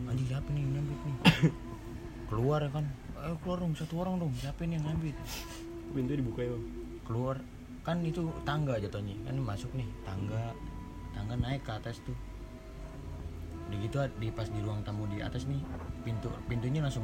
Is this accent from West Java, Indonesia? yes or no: yes; Cirebon, West Java, Indonesia; jadi kampung gue nih Cirebon lah ya kan bukan